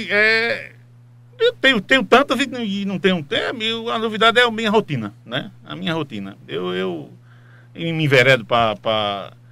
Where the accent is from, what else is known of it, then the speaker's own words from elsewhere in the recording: Timbaúba, Pernambuco, Brazil; Eu nasci em Timbaúba, então eu